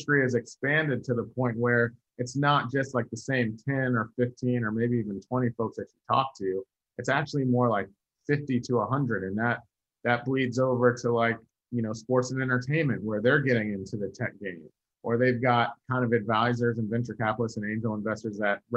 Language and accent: English; Virginia, United States; I'm from Virginia